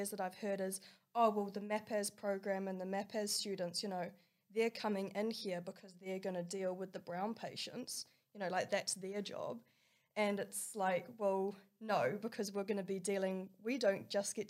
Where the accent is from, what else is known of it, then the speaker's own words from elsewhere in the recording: Cook Islands; I'm from the Cook Islands